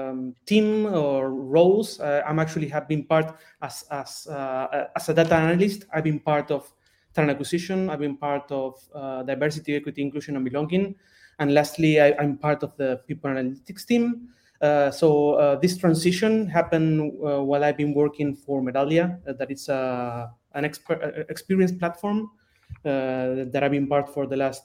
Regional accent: Argentina; moved away as an adult; now in United Kingdom; So I'm originally from Argentina and I relocated to UK last November.

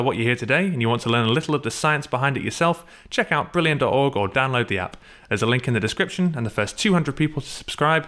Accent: Glasgow, Scotland, United Kingdom; I'm from Glasgow

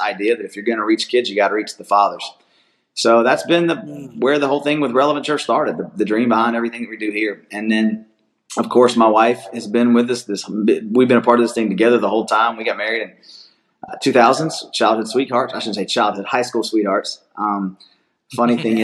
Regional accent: Atlanta, Georgia, United States; I grew up here in South Atlanta, about 45 minutes from where the church is located

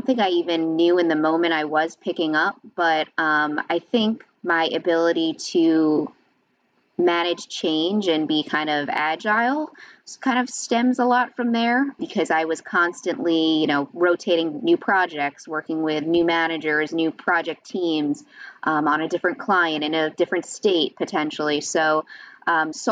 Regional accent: Long Island, New York, United States; moved away as an adult; also born or lived in Connecticut; now in New Jersey, United States; I was born and raised on Long Island, New York

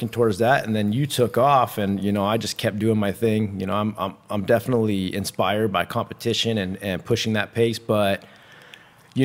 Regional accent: Santa Cruz, California, United States; I was raised in Santa Cruz

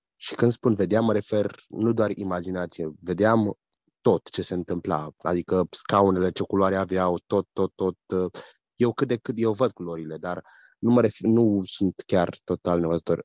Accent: Austria; Sunt din Austria, frecventez biserica Maranata din Lenzing

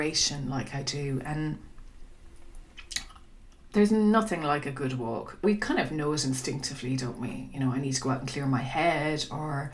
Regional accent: Dingle, Munster, Ireland; my hometown of Dingle

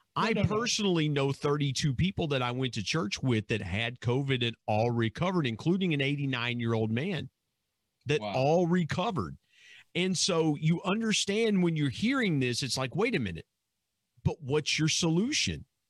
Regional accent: Southern Ohio, United States; where I grew up in Southern Ohio

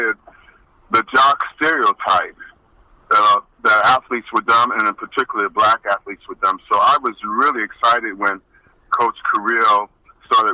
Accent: Perth Amboy, New Jersey, United States; I grew up in Perth Amboy, New Jersey

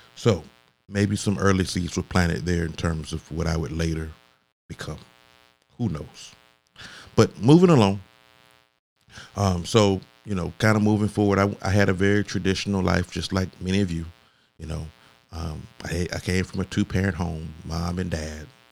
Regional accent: Augusta, Georgia, United States; I grew up in Augusta, Georgia, or the Augusta metro area

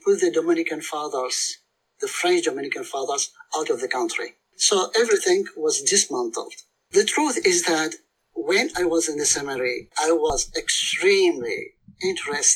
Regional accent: Mosul, Nineveh, Iraq; moved away; I was born in Nineveh.

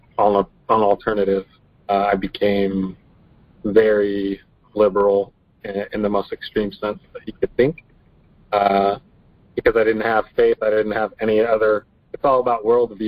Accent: Washington, United States; I was born in Washington, lived here my whole life

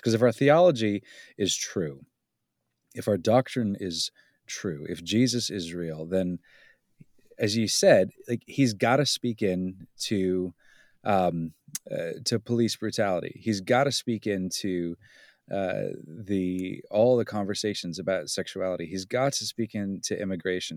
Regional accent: Southern California, United States; moved away; also born or lived in Pennsylvania; I grew up in Southern California as a kid, and it was kind of a cosmopolitan, uh, experience

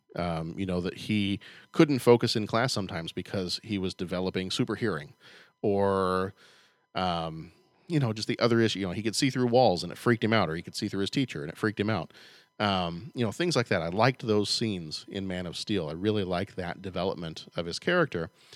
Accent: United States; I'm just an American.

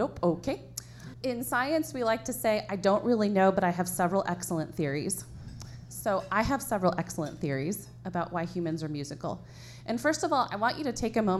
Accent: Iowa, United States; moved away as an adult; now in Indiana, United States; I'm from Iowa. I'm a Hoosier by transplant

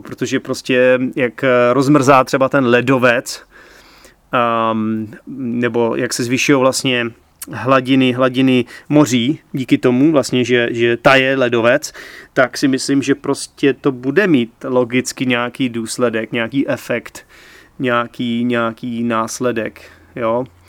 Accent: Czechia; já jako Čech, jako každý správný Čech

